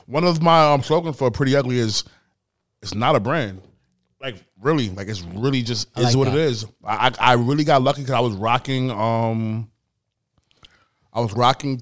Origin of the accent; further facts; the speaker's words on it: New York City, New York, United States; I'm from all over the Bronx. I really am